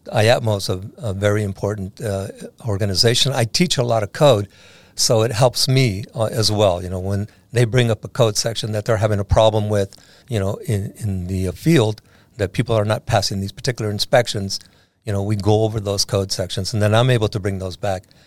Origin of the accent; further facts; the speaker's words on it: San Diego, California, United States; I was born and raised in San Diego, so I, I know a lot of people in this town